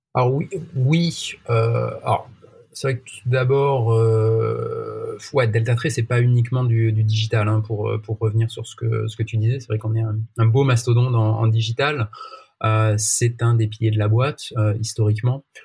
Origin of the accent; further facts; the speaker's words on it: Marseille, Provence-Alpes-Côte d'Azur, France; je suis né à Marseille, donc voilà, j'ai évidemment toujours suivi l'OM